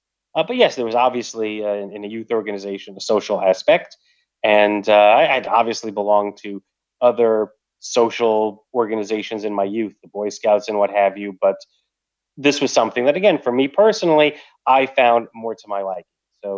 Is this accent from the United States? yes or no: yes; Long Island, New York, United States; Because my mother was from New England. I'm from Long Island.